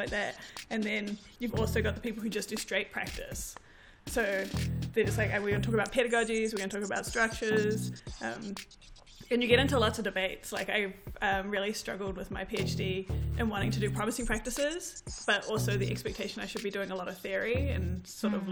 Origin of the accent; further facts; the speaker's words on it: New Zealand; accent: New Zealand, Palangi accent; moved away as an adult; now in Vancouver, Canada; my husband and I are, like, first-generation New Zealand-born Pacific